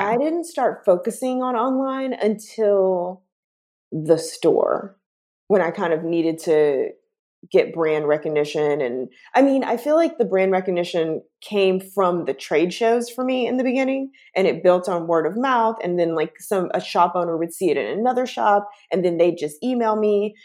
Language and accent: English; Chattanooga, Tennessee, United States; moved away as an adult; also born or lived in Atlanta; now in San Francisco, United States; I'm originally from a small town in Tennessee, um, Chattanooga, Tennessee